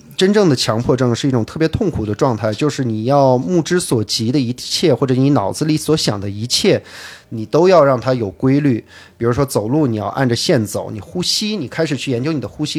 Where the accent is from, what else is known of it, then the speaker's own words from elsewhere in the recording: Beijing, China; first language English; also born or lived in United Kingdom; 我生在英国，然后呢，三岁 回的北京，一直在北京长大